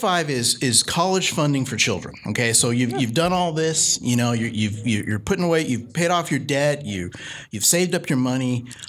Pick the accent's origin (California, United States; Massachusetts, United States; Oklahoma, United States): California, United States; Sacramento; also born or lived in New Orleans, Louisiana; I grew up right here in Sacramento. You know, I grew up in Rosemont, and I grew up in the Heights before that.